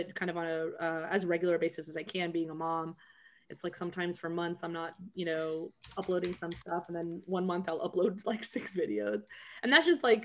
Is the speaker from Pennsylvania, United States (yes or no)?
no; Huntsville, Alabama, United States; I grew up in Huntsville, Alabama.